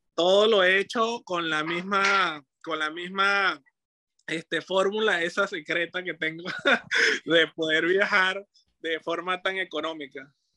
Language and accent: Spanish; Venezuela; moved away as an adult; now in Peru; cuando yo salí de mi país, eh, era en busca de aventuras